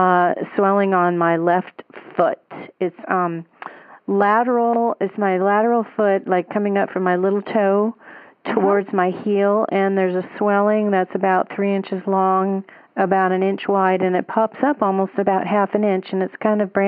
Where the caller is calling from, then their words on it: St. George, Utah, United States; I'm calling from St. George, Utah.